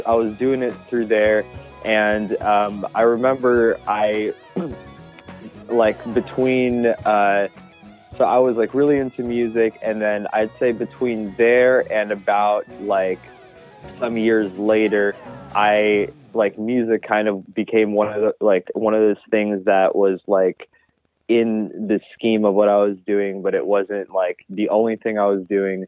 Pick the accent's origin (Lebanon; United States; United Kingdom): United States; Bay Area, California; moved away as an adult; now in Los Angeles, United States; I'm originally from the Bay Area here in California. And right now I'm based in Los Angeles